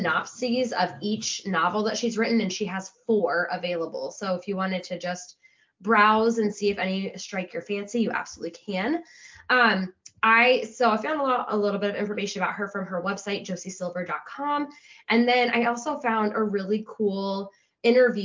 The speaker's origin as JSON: {"language": "English", "region": "Midwest", "country": "United States", "said": "I'm a Midwesterner."}